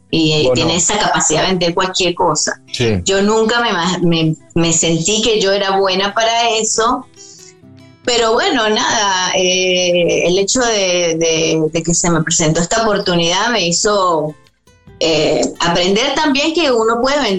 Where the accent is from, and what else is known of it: Venezuela; moved away